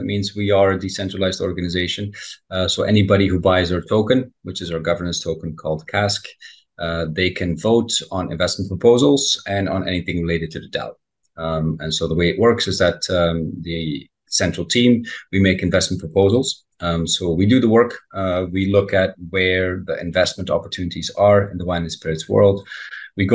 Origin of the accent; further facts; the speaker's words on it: Belgium; I grew up in Belgium, right next to the old world, France.